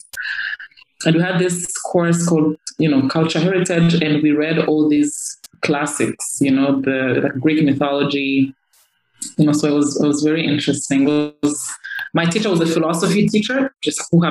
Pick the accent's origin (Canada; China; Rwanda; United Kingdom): Rwanda; Kigali; also born or lived in Northern Province, Rwanda / United States; I grew up in Kigali, from ages 7 to 18. I mean, before then, I was living in the Northern Province.